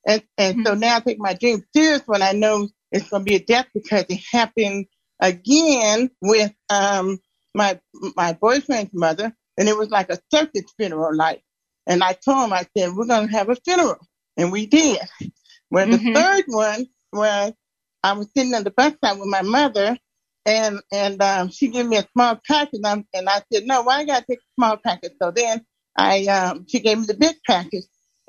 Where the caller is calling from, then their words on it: Denver, Colorado, United States; I'm from Denver.